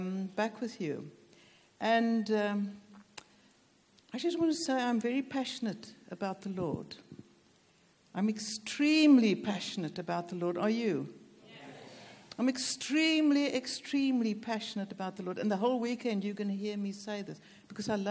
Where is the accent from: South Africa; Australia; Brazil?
South Africa; moved away; also born or lived in Cape Town, South Africa; Though I'm South African, my dad was British and moved to South Africa, so I've got a stake in this nation, do you see? So I'm British South African